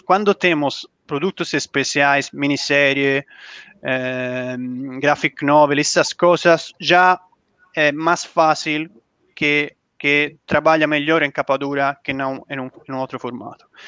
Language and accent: Portuguese; Italy; Portuguese is a second language; now in Brazil; Como, como italiano